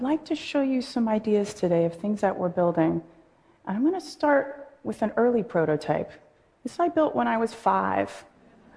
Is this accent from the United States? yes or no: yes; Oakland, California, United States; a high school in my hometown of Oakland